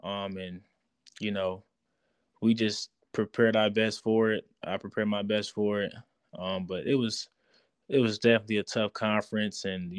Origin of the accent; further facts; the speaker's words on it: Waukegan, Illinois, United States; Yeah, Waukegan.